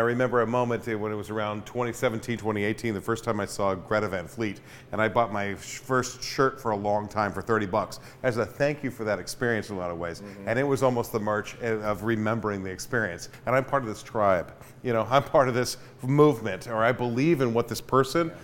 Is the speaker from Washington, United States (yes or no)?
no; Sacramento, California, United States; now in Chico, United States; in Sacramento, when I was growing up